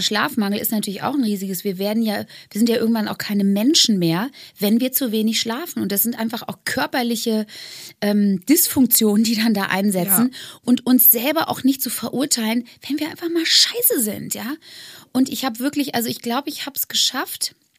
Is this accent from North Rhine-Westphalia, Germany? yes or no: yes; Bonn, North Rhine-Westphalia, Germany; moved away; aufs Friedrich-Ebert-Gymnasium in Bonn, wo ich aufgewachsen bin, gegangen